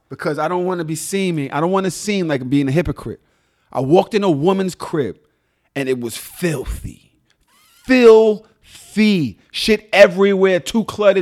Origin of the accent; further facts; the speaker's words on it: New York City, New York, United States; also born or lived in Atlanta; I was still from Brooklyn